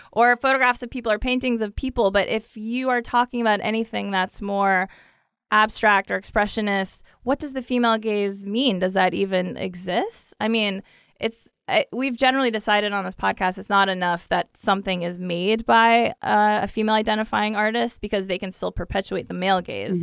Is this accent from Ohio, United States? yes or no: yes; Ohio, United States; I'm from the Midwest. I'm from Ohio.